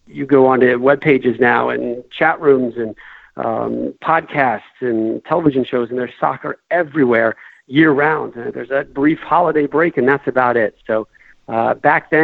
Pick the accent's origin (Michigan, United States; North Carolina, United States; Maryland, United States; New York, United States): North Carolina, United States; Chapel Hill; when I was a young kid, growing up in North Carolina